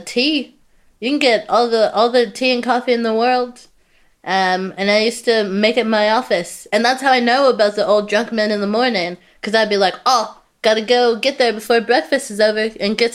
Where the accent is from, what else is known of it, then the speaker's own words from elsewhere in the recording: Houston, Texas, United States; moved away as an adult; now in United Kingdom; I'm from Houston, which is in Texas